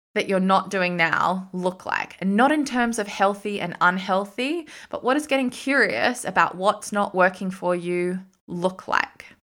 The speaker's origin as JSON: {"language": "English", "town": "Sydney", "region": "New South Wales", "country": "Australia", "moved": "yes", "said": "I was from Sydney"}